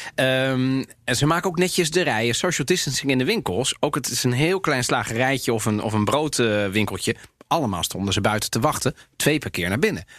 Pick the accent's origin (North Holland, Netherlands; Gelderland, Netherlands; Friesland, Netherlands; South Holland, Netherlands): North Holland, Netherlands; Amsterdam; zei, waar kom jij vandaan? zei ik Amsterdam.